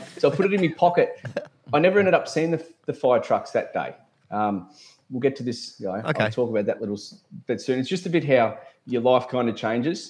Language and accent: English; Warrnambool, Victoria, Australia; I'm from Warrnambool, which is about 3 hours from Melbourne